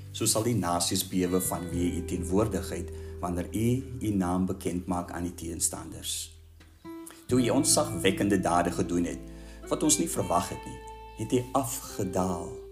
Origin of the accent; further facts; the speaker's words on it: South Africa; ons as Suid-Afrikaners